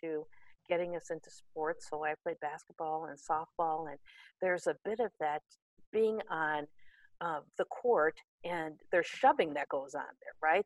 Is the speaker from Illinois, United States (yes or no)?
no; Gary, Indiana, United States; I grew up in Gary, Indiana